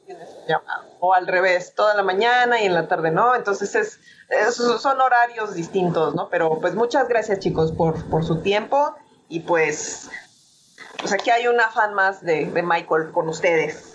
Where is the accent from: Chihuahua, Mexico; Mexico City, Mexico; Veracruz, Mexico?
Mexico City, Mexico; moved away as an adult; me regresé a mi ciudad natal, que es la Ciudad de México